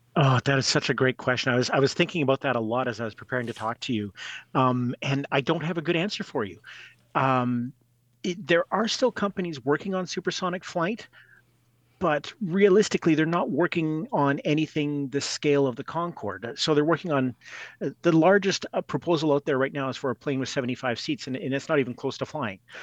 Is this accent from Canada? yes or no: yes; Edmonton, Alberta, Canada; I grew up in Edmonton.